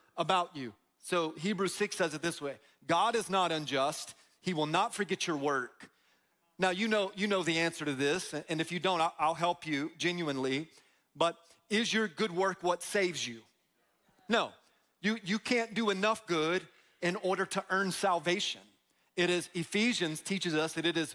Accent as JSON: {"language": "English", "town": "Tampa", "region": "Florida", "country": "United States", "tie": "born or raised there", "said": "We grew up in Tampa, grew up in Florida, a lot of palm trees"}